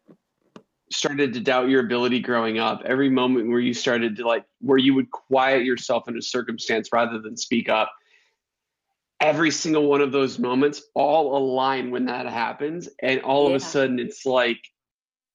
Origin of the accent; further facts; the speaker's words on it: Rockford, Illinois, United States; I'm a guy from Rockford, Illinois